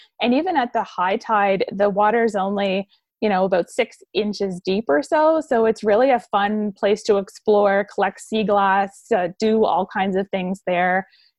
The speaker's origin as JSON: {"language": "English", "town": "Belledune", "region": "New Brunswick", "country": "Canada", "tie": "born or raised there", "said": "where I am today is in Bathurst. I'm in the Chaleur region and originally from Beldoun."}